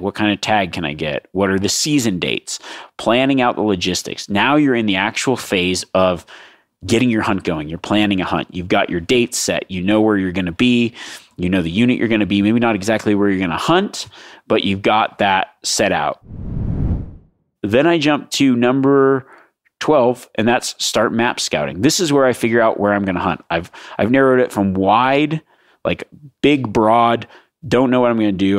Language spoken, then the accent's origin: English; Nevada, United States; my home state of Nevada